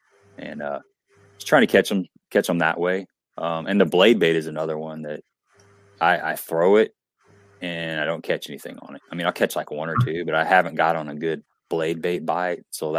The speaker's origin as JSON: {"language": "English", "town": "Cape Girardeau", "region": "Missouri", "country": "United States", "said": "I'm from Cape Girardeau, Missouri area. So I'm about 100 miles south of St. Louis, and I'm right on the Mississippi River."}